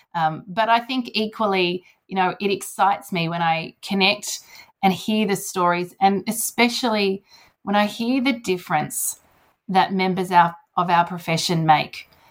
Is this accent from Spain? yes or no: no; Sydney, New South Wales, Australia; Sydney is my home home. New South Wales, my home state.